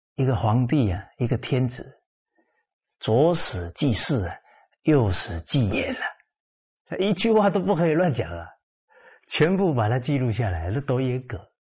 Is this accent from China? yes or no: yes; Fujian, China; 尤其我们是福建人